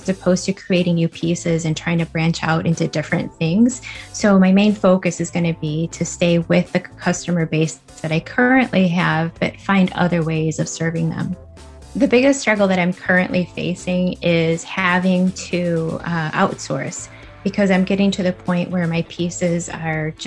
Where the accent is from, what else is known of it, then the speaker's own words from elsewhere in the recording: West Chicago, Illinois, United States; I'm from West Chicago, Illinois